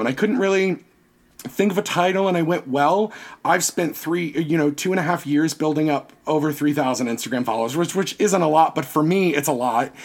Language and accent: English; Virginia, United States; I'm from Virginia. We went to Jamestown every year.